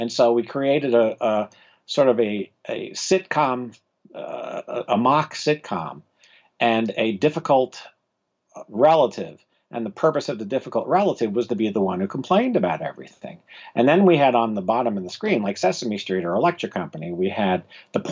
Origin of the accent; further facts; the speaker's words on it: South Florida, United States; I grew up in South Florida